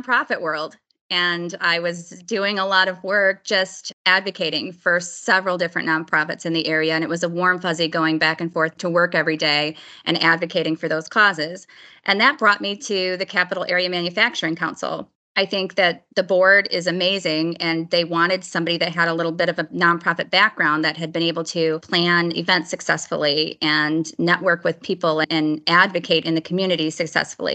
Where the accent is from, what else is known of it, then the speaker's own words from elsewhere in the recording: Lansing, Michigan, United States; I grew up in Lansing and attended school in Lansing.